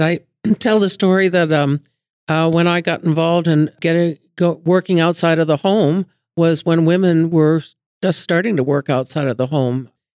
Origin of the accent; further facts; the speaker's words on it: Lexington, Massachusetts, United States; now in Billings, United States; I came to the West in the 1960s, but I grew up in Lexington, Massachusetts